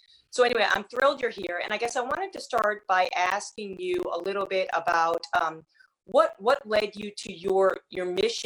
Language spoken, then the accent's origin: English; Boston, Massachusetts, United States; now in New York City, United States; I'm originally from Boston